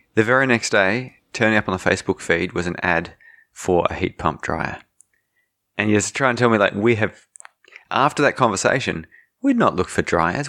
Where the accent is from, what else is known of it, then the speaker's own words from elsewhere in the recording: Australia; also born or lived in Germany; I was born in Germany. Two Australian parents